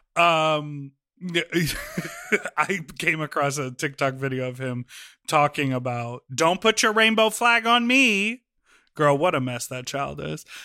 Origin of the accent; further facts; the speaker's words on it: Evanston, Illinois, United States; in Evanston. I grew up